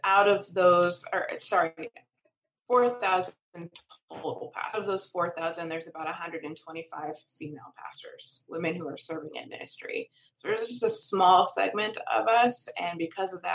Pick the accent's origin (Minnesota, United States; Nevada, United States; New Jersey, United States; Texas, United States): Minnesota, United States; moved away as an adult; also born or lived in Southern Adventist University, Tennessee; I'm from Minnesota originally.